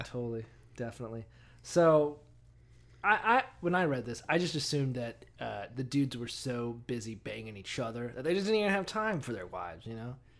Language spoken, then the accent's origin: English; Florida, United States; we're from Florida